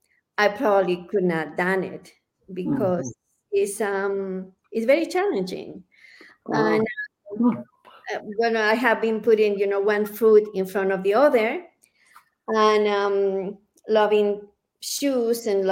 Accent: Guadalajara, Jalisco, Mexico; now in Santa Fe, United States; I come from Guadalajara, from Mexico.

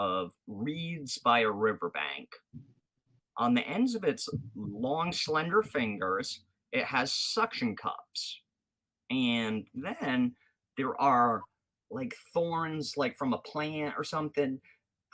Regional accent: Rhode Island, United States; being from the area, you know, I'm not from Mass, but I'm Rhode Island

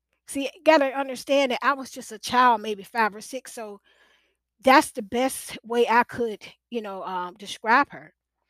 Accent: Portsmouth, Virginia, United States; also born or lived in Norfolk, Virginia; That's where I'm from, Portsmouth, Virginia.

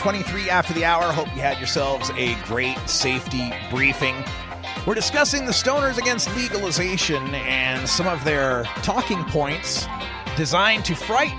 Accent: Nampa, Idaho, United States; moved away; I grew up in Nampa, Idaho, which is about 35 miles east of where you guys are at.

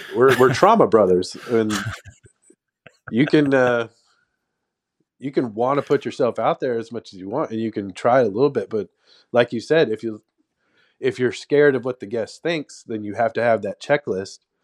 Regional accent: Texas, United States; I was born and raised in Texas

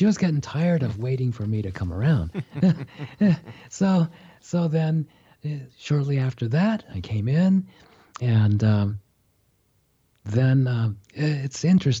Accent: Japan; born there; I was born in Japan. My mother is Japanese. My father's was a Japanese-American. So he was born in California

